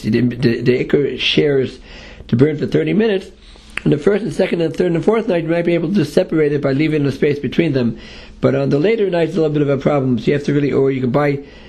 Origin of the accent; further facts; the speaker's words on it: New York City, New York, United States; I grew up in Manhattan in the Lower East Side